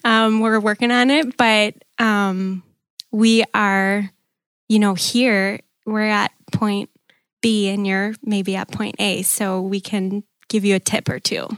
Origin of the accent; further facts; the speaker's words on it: Green Bay, Wisconsin, United States; I was born and raised in Green Bay